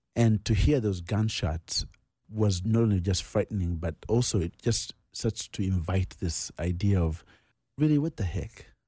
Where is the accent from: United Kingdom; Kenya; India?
Kenya; Nairobi; also born or lived in Uganda; He then moves us to Kenya to become refugees. And that's where I grew up. I grew up in Nairobi.